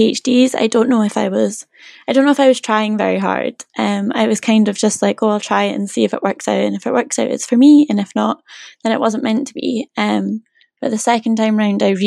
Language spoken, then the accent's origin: English; Scotland, United Kingdom; moved away as an adult; now in Norwich, United Kingdom; I'm from Scotland